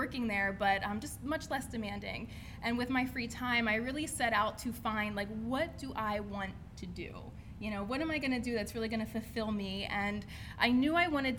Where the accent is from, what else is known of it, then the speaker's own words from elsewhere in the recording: Steelton, Pennsylvania, United States; I am from Steelton, Pennsylvania. Represent. Steelton in the house. So I grew up, was born and raised in this area.